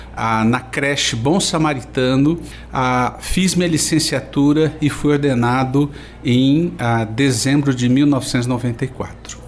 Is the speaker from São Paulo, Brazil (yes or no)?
yes; São Paulo, Brazil; eu sou do estado de São Paulo